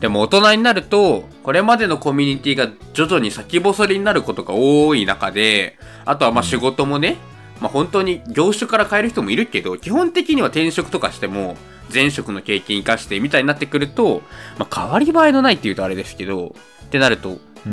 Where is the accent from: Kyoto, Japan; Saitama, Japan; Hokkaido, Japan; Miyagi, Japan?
Saitama, Japan; 僕、埼玉県人なので